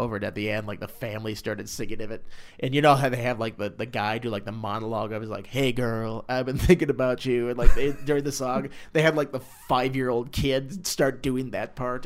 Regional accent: Minnesota, United States; I'm from Minnesota

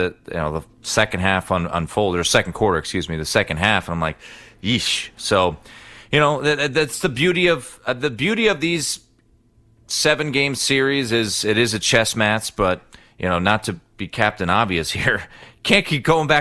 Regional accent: Washington, District of Columbia, United States; I'm from Washington, D.C.

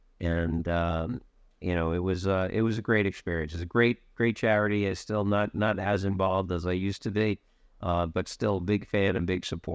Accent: Maywood, New Jersey, United States; moved away as an adult; also born or lived in Philadelphia / Manhattan, New York; now in New York, United States; I grew up in Maywood, New Jersey.

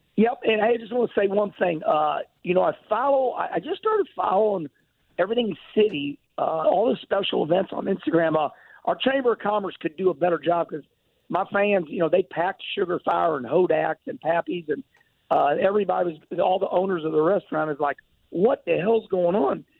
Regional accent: St. Louis, Missouri, United States; I was born at Lutheran Hospital off Jefferson Street, and uh, St. Louis is my home

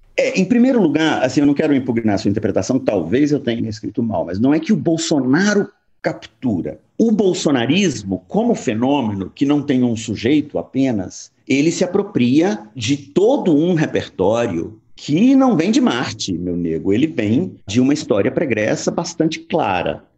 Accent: Uberaba, Minas Gerais, Brazil; moved away; é de lá que eu venho, eu nasci em Uberaba e retorno com muita frequência a esse mundo

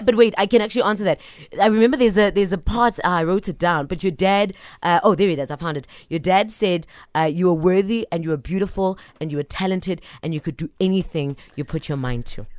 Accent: Soweto, Gauteng, South Africa; I'm from Soweto

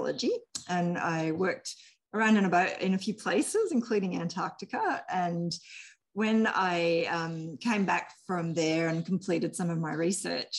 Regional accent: New South Wales, Australia; moved away; I was originally from New South Wales

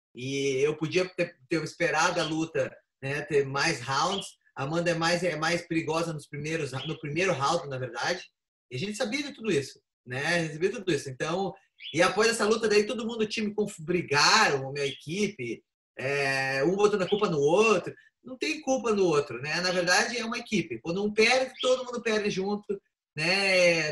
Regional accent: Curitiba, Paraná, Brazil; moved away; E fazer a estreia na cidade onde eu nasci, né? Na arena, que é nessa arena lá principal que tem ali em Curitiba

